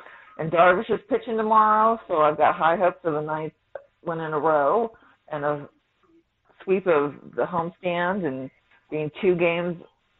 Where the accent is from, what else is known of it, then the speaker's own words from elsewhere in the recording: San Diego, California, United States; moved away as an adult; also born or lived in Kansas City; I mean, I grew up in San Diego, and when I graduated from school for this in 94, I moved to Kansas City.